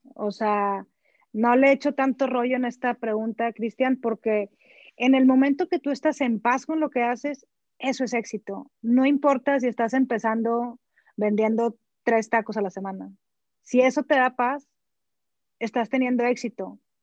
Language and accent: Spanish; Sabinas, Coahuila, Mexico; moved away as an adult; also born or lived in United States; now in Monterrey, Mexico; soy originaria de Salinas, Coahuila. Estudié en colegio católico hasta la secundaria